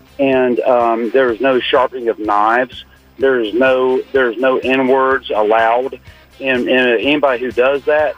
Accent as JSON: {"language": "English", "region": "the South", "country": "United States", "lives_now": "Houston, United States", "said": "I don't excuse myself for being a Southerner"}